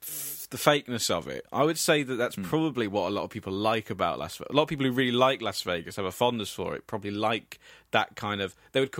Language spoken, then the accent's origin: English; England, United Kingdom; being English.